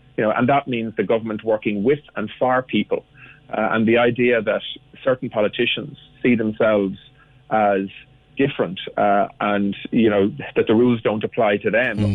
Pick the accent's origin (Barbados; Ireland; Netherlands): Ireland; Cork, Munster; I'm from Cork, uh, and I represent Cork as well as a TD